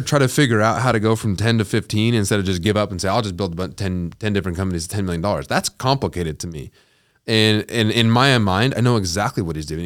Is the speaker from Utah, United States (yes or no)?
yes; Utah, United States; I'm from Utah